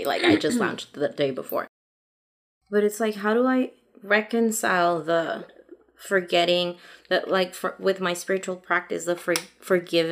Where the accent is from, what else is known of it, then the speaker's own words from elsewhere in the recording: Mexico; first language Spanish; English is a second language; moved away; back home in Mexico